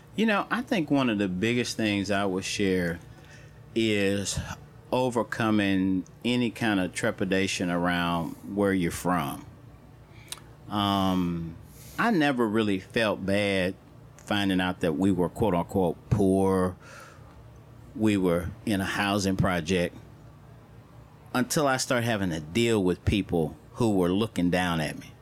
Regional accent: St. Louis, Missouri, United States; growing up in St. Louis

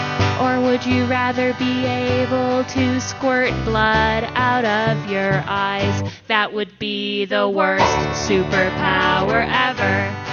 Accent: Portland, Oregon, United States; We are here from Portland.

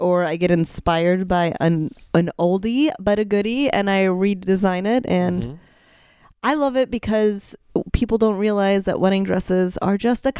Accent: Highland, Indiana, United States; moved away; also born or lived in Chicago; I'm from Highland, Indiana.

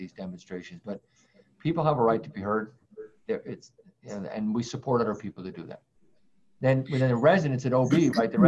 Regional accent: Worcester, Massachusetts, United States; I hail from the Worcester area

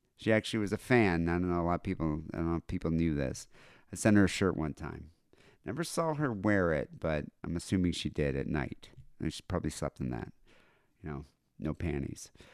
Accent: United States; as an American

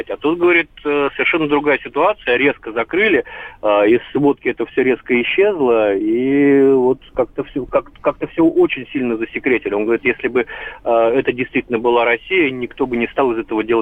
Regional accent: Crimea, Ukraine; я сама э, крымчанка, дочь офицера.

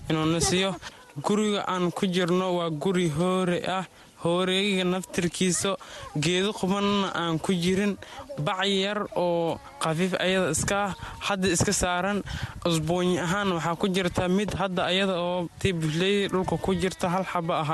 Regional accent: Somalia; also born or lived in Middle Juba; waxaan ka soo barakacnay jubbadu dhexe ayaan ka soo barakacnay marka wiil soomaaliyeed ayaan ahay maamo maamo soomaaliyeedna waa ila jeegta oo anay i dhashay lix ruux noo nahay marka waxaan dhex joognaa hadda booshish

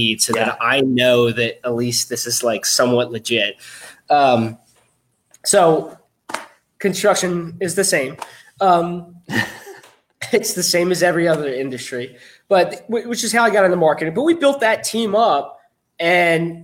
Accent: right outside of Philadelphia, Pennsylvania, United States; born or raised there

